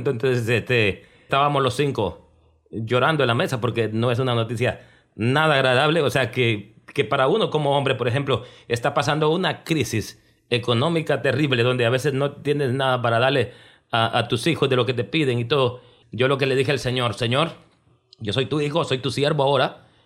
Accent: Guatemala; Soy guatemalteco de origen.

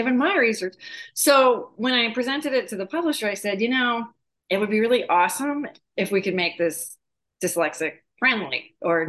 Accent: New England, United States; now in Arizona, United States; So summer vacations were Cape Cod, Nova Scotia, Maine, Martha's Vineyard, Block Island.

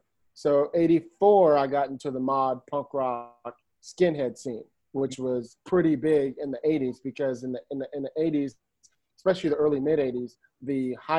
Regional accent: Detroit, Michigan, United States; born there; also born or lived in Brooklyn; now in Palo Alto, United States; I was born in Detroit. My father was a military guy, so I'm a military brat. So we traveled around a little bit. We moved to Brooklyn when I was two

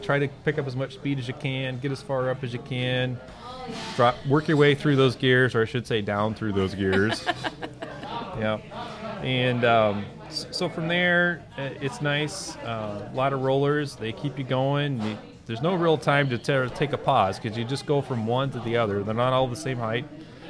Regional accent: Austin, Texas, United States; moved away; I'm a Texas guy. I grew up in the South.

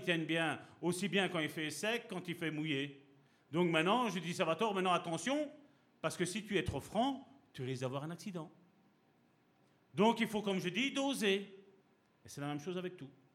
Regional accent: Italy; je suis italien

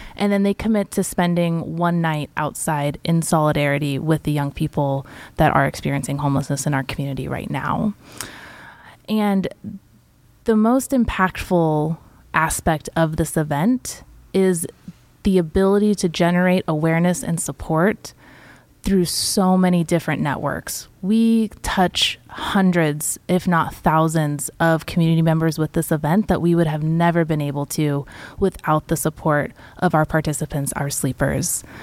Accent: Santa Rosa, California, United States; I myself was born and raised in Sonoma County in Santa Rosa

